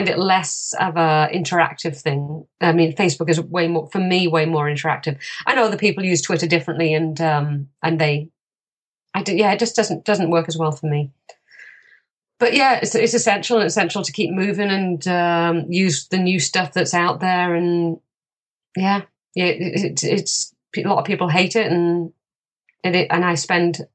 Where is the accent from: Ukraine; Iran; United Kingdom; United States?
United Kingdom; England; now in Canada; I'm an American because my mum was American. I was born in the UK and I now live here.